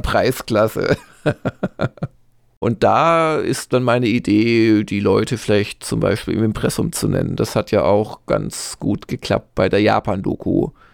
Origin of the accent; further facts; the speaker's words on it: Swabia, Germany; als Schwabe